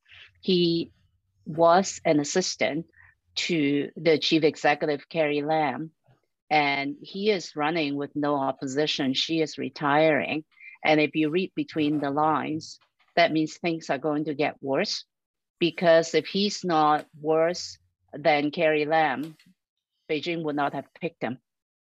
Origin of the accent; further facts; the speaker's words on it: Canada; as a Canadian